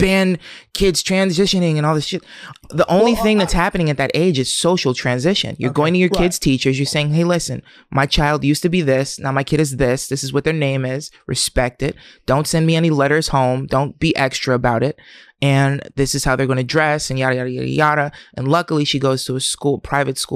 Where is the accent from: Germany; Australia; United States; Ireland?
United States; Camden, New Jersey; I'm from Camden